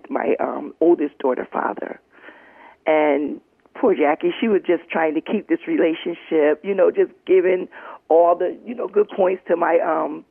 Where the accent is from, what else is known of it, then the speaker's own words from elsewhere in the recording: Middletown, United States; right here where I was born and raised. And that was Middletown